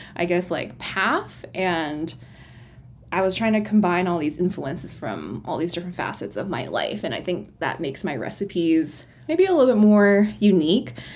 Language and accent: English; Cleveland, Ohio, United States; moved away as an adult; now in Richmond, California, United States; I was actually born and raised in Cleveland, Ohio